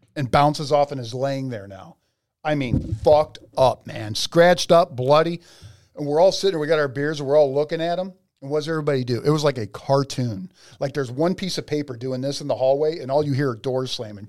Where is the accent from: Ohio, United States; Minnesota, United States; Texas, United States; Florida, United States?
Ohio, United States; North Ridgeville; I'm coming from North Ridgeville, Ohio